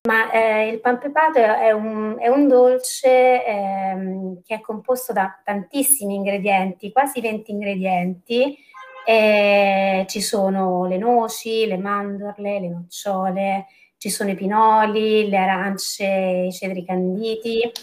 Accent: Terni, Umbria, Italy; io mm, vengo da, da, Terni e la storia della, mm, che mi piace raccontare appunto è, è proprio un prodotto tipico della, di Terni, della, della mia città

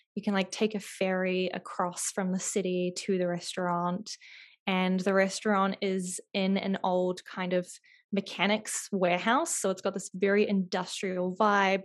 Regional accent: New Zealand; moved away; I grew up in New Zealand

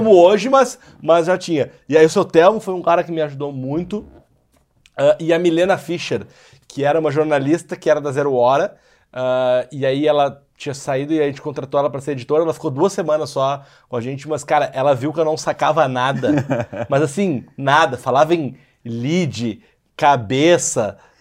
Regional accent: Porto Alegre, Rio Grande do Sul, Brazil; now in São Paulo, Brazil; eu sou de Porto Alegre, embora eu moro em São Paulo

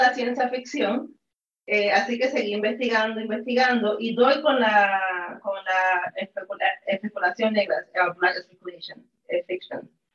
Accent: Puerto Rico; soy puertorriqueña

